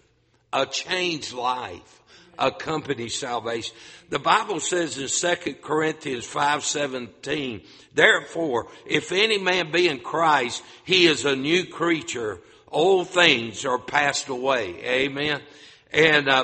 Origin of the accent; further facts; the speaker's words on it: North Carolina, United States; moved away as an adult; also born or lived in Grand Rapids, Michigan; a North Carolina boy pastored up north